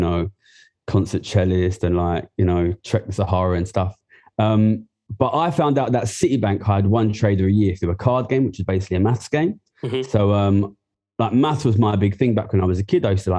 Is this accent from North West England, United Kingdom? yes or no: no; Ilford, London, United Kingdom; I'm from Ilford, East London. I grew up there